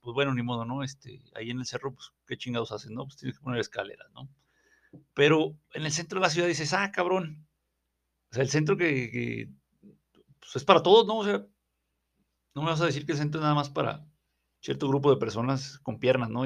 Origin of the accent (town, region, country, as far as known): Mexico